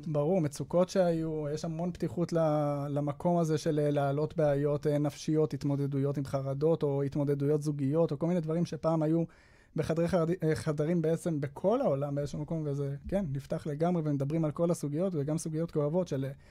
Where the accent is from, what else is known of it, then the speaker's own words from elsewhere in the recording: Jerusalem, Jerusalem District, Israel; moved away as an adult; now in Petah Tikva, Israel; אני גדלתי בירושלים עד החתונה, ואז uh, התחתנו ואנחנו גרים בפתח תקווה היום